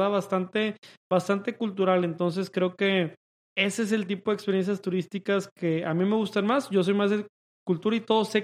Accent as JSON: {"language": "Spanish", "town": "Monterrey", "region": "Nuevo León", "country": "Mexico", "said": "Nosotros somos de Monterrey"}